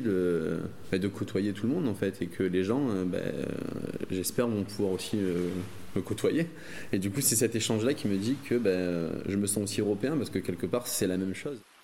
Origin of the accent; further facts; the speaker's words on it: Marseille, Provence-Alpes-Côte d'Azur, France; en tant que Marseillais, et en étant bien dans cette ville, en me sentant Marseillais